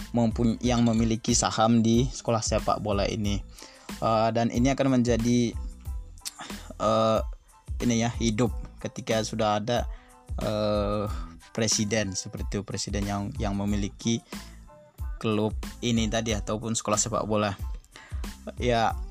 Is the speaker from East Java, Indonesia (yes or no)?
no; Laut Tawar, North Sumatra, Indonesia; aku sendiri uh, berasal dari desa Laut Tawar itu jauh dari kampung eh jauh dari pusat kota Dairi